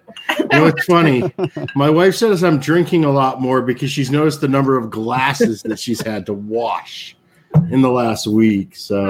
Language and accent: English; Humble, Texas, United States; moved away as an adult; also born or lived in Newport, Rhode Island; now in Connecticut, United States; I grew up just north of Houston.